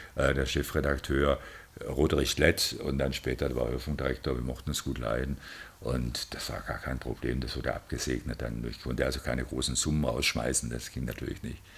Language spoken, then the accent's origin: German; Stuttgart, Baden-Württemberg, Germany; Ich bin Stuttgarter